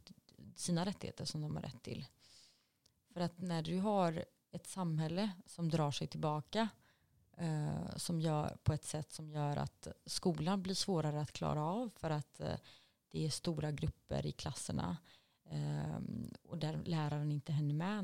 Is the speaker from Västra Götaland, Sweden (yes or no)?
yes; Gothenburg, Västra Götaland, Sweden; när jag växte upp i Angered